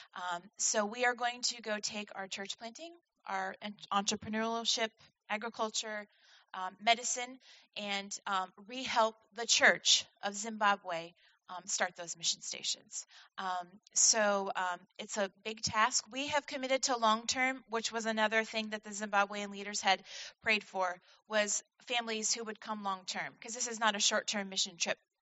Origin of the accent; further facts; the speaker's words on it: Vermont, United States; moved away as an adult; now in Washington, United States; I was born and raised in Vermont to um, a family of dairy farmers.